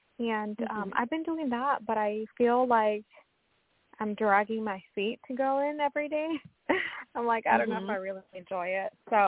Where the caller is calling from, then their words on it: Washington, United States; I'm calling from Washington State.